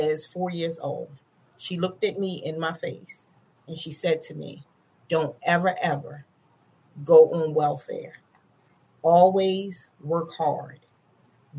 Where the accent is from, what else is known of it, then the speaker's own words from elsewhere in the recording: Baltimore, Maryland, United States; I grew up in the heart of Baltimore City. I grew up in Northwest Baltimore City, in an area called